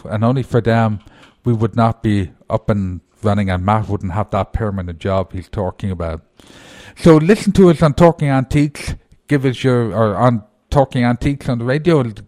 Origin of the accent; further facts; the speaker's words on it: Ireland; moved away; being Irish